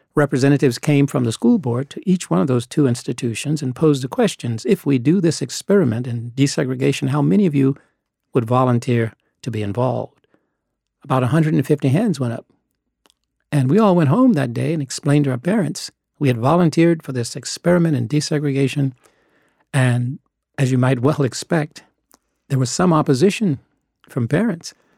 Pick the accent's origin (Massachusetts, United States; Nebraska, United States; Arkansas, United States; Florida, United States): Arkansas, United States; Little Rock; I grew up in Little Rock. I was born there